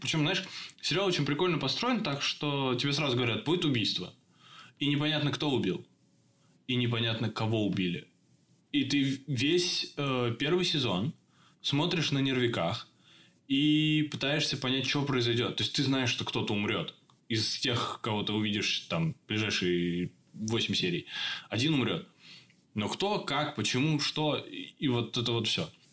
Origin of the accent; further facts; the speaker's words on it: Russia; now in Czech Republic; я из России